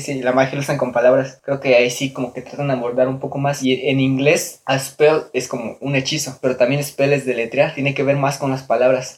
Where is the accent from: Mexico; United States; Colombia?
Mexico; nuestros ancestros que nosotros somos de México